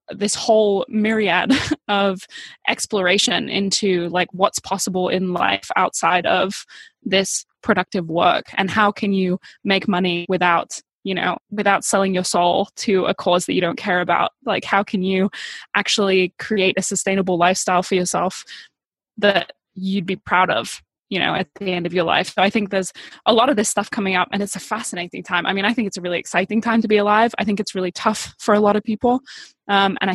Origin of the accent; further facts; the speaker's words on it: Bali, Indonesia; now in United States; Like my whole life, as far as I can remember, has been surrounded by spiritual entrepreneur types growing up in Bali and then moving to the US